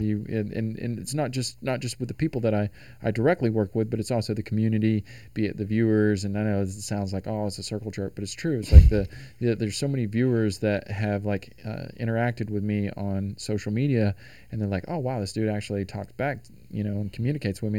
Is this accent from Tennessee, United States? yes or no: yes; Tennessee, United States; now in Los Angeles, United States; I'm from Tennessee.